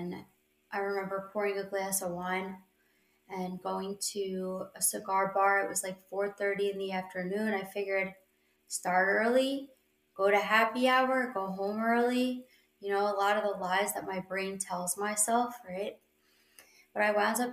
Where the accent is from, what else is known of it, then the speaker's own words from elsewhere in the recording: New York, United States; I'm from New York.